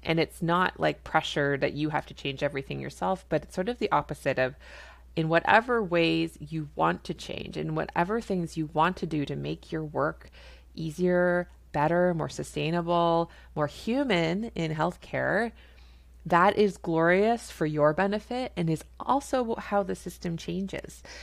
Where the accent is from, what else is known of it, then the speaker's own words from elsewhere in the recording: Canada; I'm a Canadian family physician